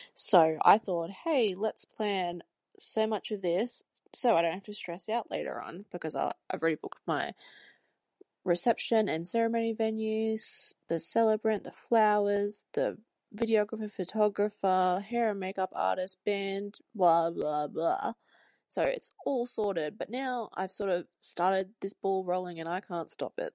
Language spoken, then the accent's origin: English; Canberra, Australian Capital Territory, Australia; accent: Australian; I am from Canberra, if you couldn't hear my Australian accent